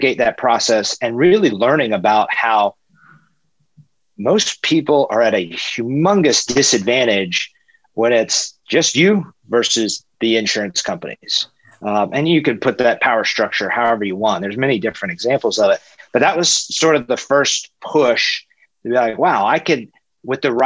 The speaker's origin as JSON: {"language": "English", "town": "Atlanta", "region": "Georgia", "country": "United States", "tie": "born or raised there", "said": "I'm from Atlanta, born and raised."}